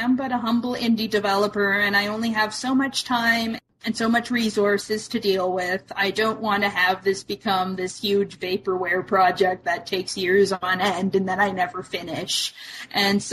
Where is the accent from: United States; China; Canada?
Canada; I'm Canadian